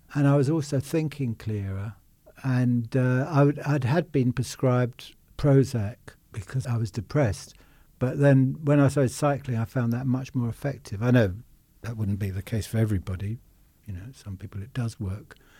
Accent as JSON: {"language": "English", "town": "Richmond", "region": "London", "country": "United Kingdom", "tie": "born or raised there", "said": "I was born in Richmond, uh, above our first shop."}